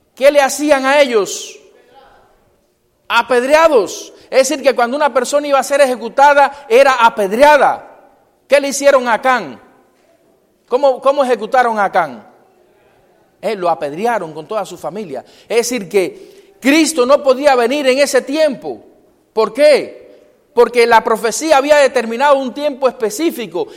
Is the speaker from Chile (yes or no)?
no; Cuba; moved away; en mi pueblo